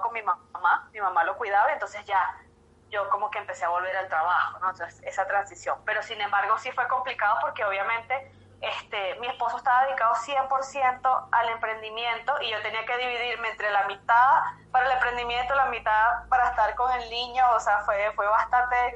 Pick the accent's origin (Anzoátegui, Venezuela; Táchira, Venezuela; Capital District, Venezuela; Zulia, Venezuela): Capital District, Venezuela; Caracas; moved away as an adult; now in Quito, Ecuador; soy venezolana, yo soy de Caracas